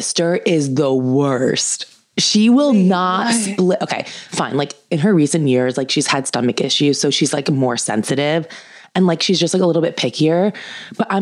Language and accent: English; Lemnos, North Aegean, Greece; I'm from Lemnos.